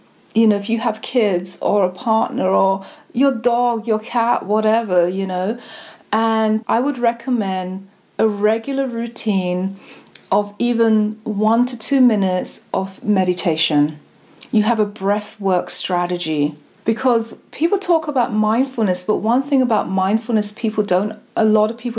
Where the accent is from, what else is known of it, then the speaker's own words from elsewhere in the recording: London, United Kingdom; now in United States; I'm from London and my family from the Caribbean. Now I live here.